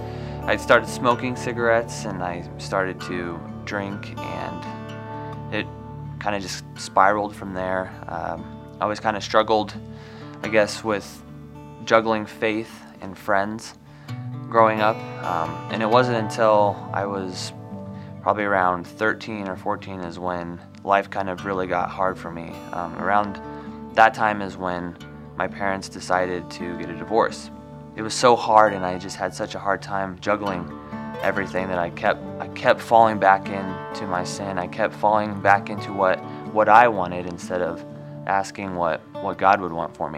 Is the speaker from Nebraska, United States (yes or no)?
yes; Gibbon, Nebraska, United States; moved away as an adult; also born or lived in Nashville; I was raised in Gibbon, Nebraska.